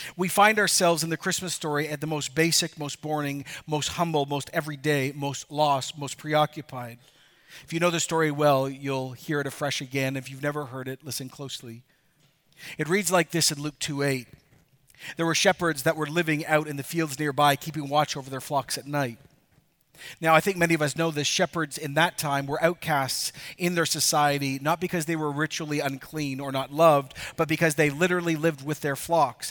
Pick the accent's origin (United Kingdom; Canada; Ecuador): Ecuador; moved away; I could actually show my kids where I grew up in Ecuador.